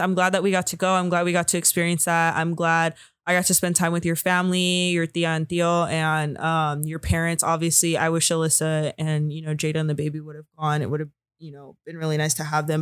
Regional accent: California, United States; I'm from California

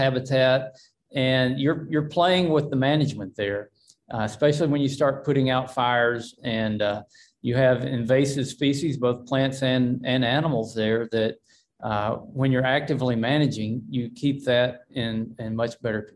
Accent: Arkansas, United States; I'm from Arkansas

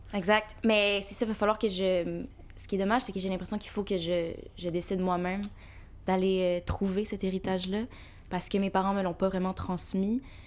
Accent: Montreal, Quebec, Canada; je suis née ici, puis mes parents sont euh, nés en Algérie

